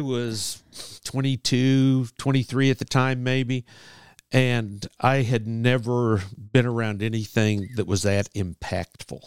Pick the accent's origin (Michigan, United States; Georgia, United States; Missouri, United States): Missouri, United States; St. Joseph; I'm this kid from Saint Joe